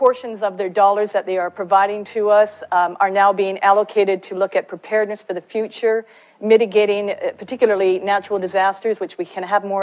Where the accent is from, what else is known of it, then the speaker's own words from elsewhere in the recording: Canada; I'm Canadian